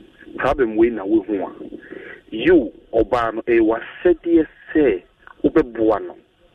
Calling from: United States; I'm calling from United States of Kisema.

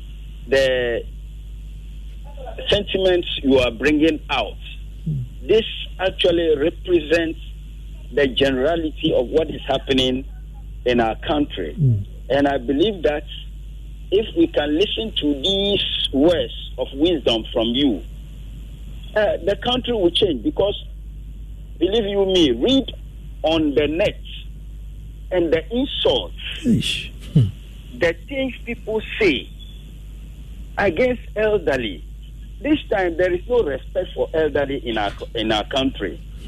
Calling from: Ghana; I'm calling from Okwe.

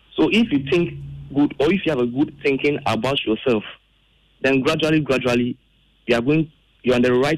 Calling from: Sege, Greater Accra, Ghana; I'm speaking from Sege.

